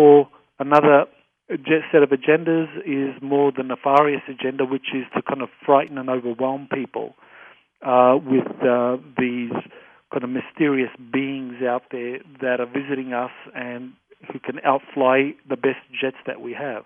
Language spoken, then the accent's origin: English; Australia; I say that as an Australian. I'm not an American